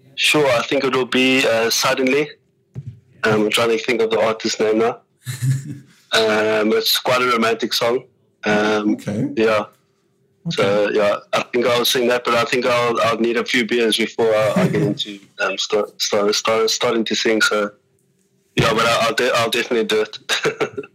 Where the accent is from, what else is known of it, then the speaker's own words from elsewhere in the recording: Cape Town, Western Cape, South Africa; moved away as an adult; also born or lived in Ireland / Japan; I'm from Cape Town, so I think when you're from Cape Town, you actually have a mentality of uh, sometimes you don't want to leave there